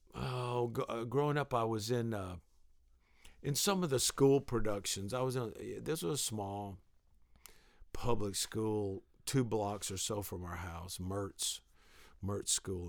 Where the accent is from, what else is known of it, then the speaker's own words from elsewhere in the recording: the South, United States; I grew up in the South